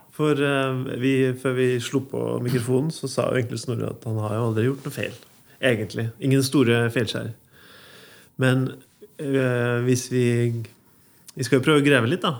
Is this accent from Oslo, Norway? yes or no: no; Ytterøya, Trøndelag, Norway; jeg er jo ikke fra Inderøya, jeg er fra Ytterøya. Mm. Oppvokst